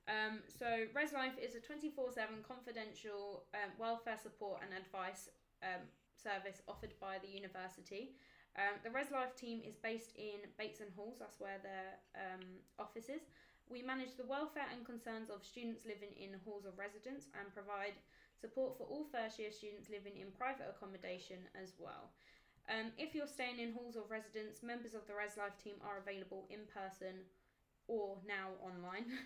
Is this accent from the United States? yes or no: no; United Kingdom; I'm not far from southeast. I'm literally Kent, but I'm more like um, Bromley way, like Croydon way.